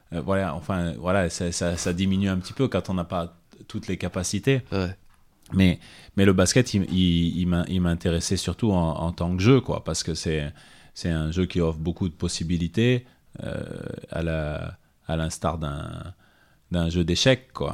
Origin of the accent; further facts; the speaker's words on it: Clermont-Ferrand, Auvergne-Rhône-Alpes, France; rester chez moi à Clermont